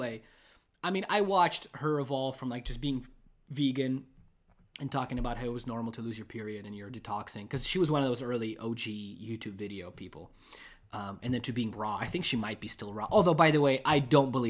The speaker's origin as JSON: {"language": "English", "country": "Russia", "tie": "born or raised there", "moved": "yes", "said": "I grew up with it in Russia."}